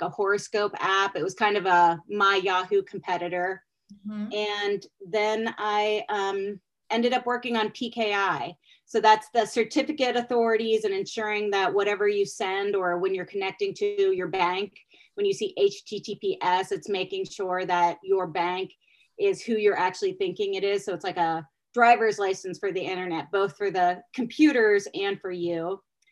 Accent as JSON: {"language": "English", "town": "Pittsburgh", "region": "Pennsylvania", "country": "United States", "also_born_or_lived": "University of Virginia", "moved": "as an adult", "said": "I'm actually from Pittsburgh"}